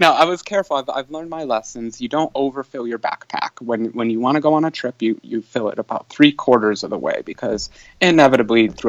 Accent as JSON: {"language": "English", "country": "United States", "said": "I'm American"}